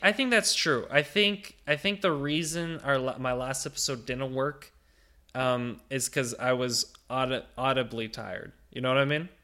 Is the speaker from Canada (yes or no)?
yes; Ottawa, Ontario, Canada; moved away as an adult; now in Niagara Falls, Canada; my home region, Ottawa